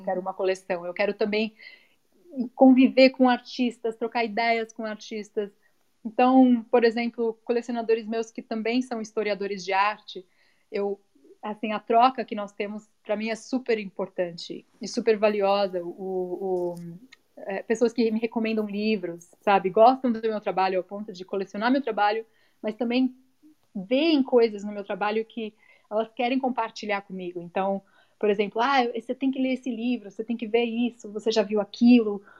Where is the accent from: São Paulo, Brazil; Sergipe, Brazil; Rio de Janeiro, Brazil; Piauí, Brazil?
São Paulo, Brazil; now in United States; crescendo em São Paulo